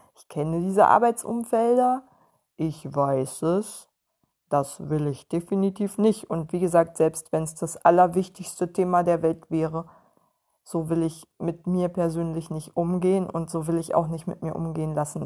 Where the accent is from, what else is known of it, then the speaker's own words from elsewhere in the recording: Western Pomerania, Mecklenburg-Vorpommern, Germany; moved away; ich auch aus der hinterletzten Provinz komme